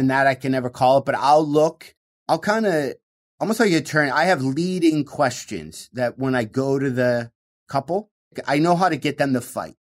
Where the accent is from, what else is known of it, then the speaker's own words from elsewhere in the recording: Michigan, United States; growing up in Michigan